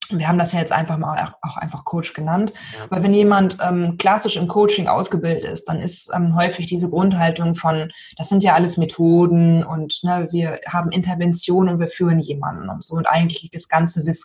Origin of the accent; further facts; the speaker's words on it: Lower Saxony, Germany; ich bin ja aus Niedersachsen, ne? ein Norden